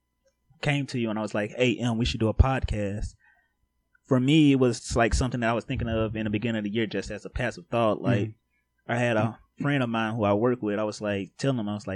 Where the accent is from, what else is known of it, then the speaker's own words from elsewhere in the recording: Shreveport, Louisiana, United States; now in California, United States; I'm originally from Shreveport, Louisiana.